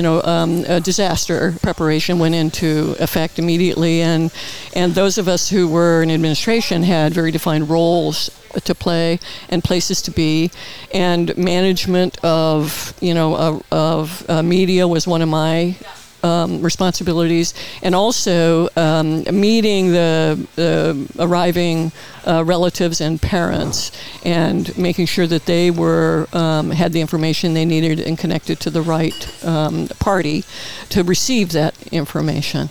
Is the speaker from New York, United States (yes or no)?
no; Peoria, Illinois, United States; moved away as an adult; now in Palm Springs, United States; in the Midwest, you know, I was born and raised there